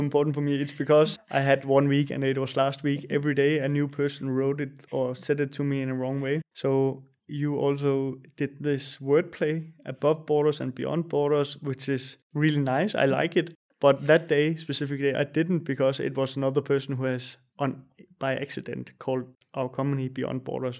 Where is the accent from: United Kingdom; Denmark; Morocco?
Denmark; small town north of Funen, Southern Denmark; English is a second language; moved away; also born or lived in Jutland / Berlin, Germany / Copenhagen, Denmark; I'm from Denmark. I come from a small town north of Fyn, where we had, like, three thousand citizens in the city.